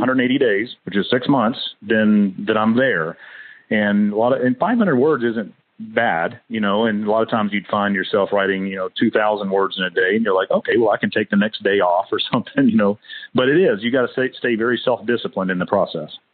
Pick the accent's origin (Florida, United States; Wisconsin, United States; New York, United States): Florida, United States; Fort Walton Beach; moved away; also born or lived in Hawaii; I was born down in Fort Walton Beach, Florida, near Eglin Air Force Base